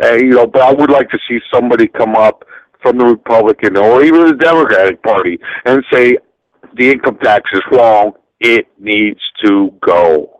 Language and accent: English; Florida, United States; because I am from Florida